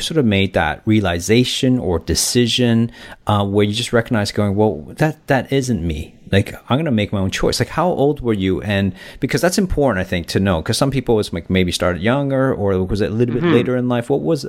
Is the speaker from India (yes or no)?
no; Toronto, Ontario, Canada; moved away as an adult; now in Australia; we're both from Toronto and, you know, we've been away. Like, you know, you live in Bali, you lived in Korea, so I think for 4 years. I've been in Australia here for, you know, almost 14, 15 years now.